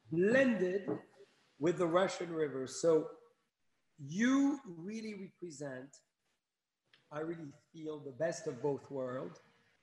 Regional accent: France; now in United States; I come from France

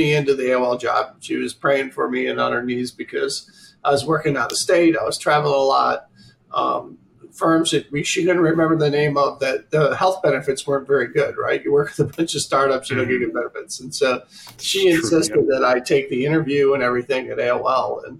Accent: Oswego, New York, United States; growing up in Oswego, New York, which we just talked about, way upstate New York, 160 inches of snow a year.

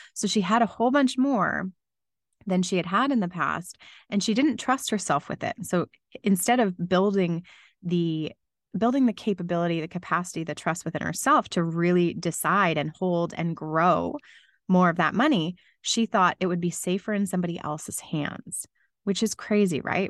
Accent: London, Ontario, Canada; moved away as an adult; Growing up in London, Ontario, I became very used to snowy Christmases for basically my whole life

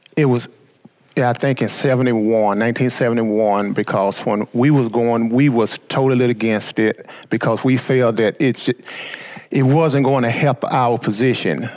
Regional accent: Southeast Arkansas, United States; being born uh, in Southeast Arkansas and being African American at the time

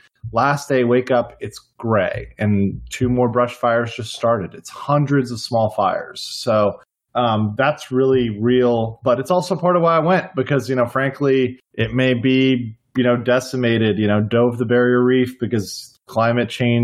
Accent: Miami, Florida, United States; we grew up in Miami.

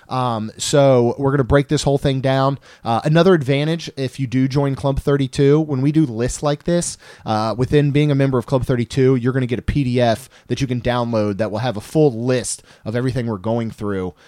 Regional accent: Maryland, United States; moved away; I grew up in Maryland.

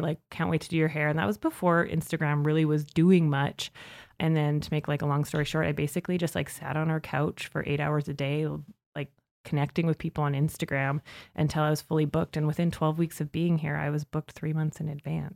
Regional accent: Saskatchewan, Canada; moved away as an adult; now in Calgary, Canada; I grew up in Saskatchewan

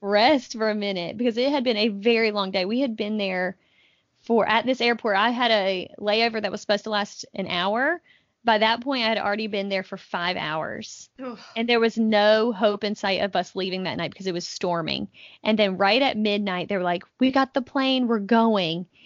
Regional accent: North Carolina, United States; I'm from North Carolina

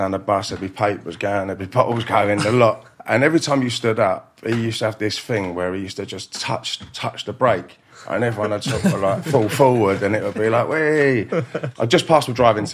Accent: London, United Kingdom; I was brought up in West London, and my parents had a pub in Hounslow

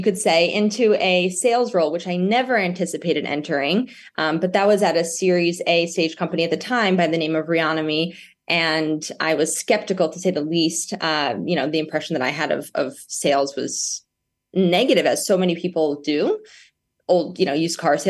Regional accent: New York, United States; I grew up in New York, and a single mother raised me who owns a real estate company

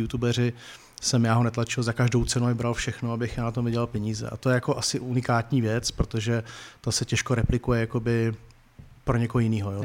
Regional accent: Brno, South Moravian Region, Czechia; já jsem z Brna

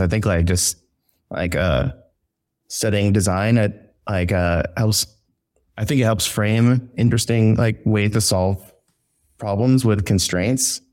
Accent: San Antonio, Texas, United States; moved away as an adult; now in New York, United States; I'm originally from San Antonio, Texas.

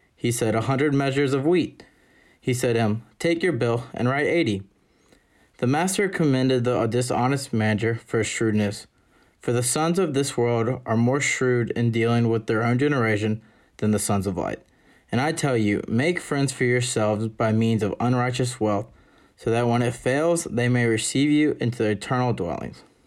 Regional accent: Jackson, Mississippi, United States; I'm a senior from Jackson, Mississippi.

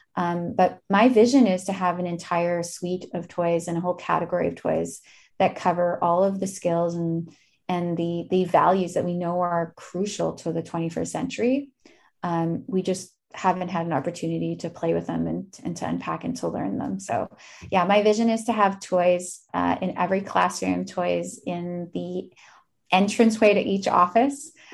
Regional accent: Winnipeg, Manitoba, Canada; now in Toronto, Canada; no one knew I was from Winnipeg

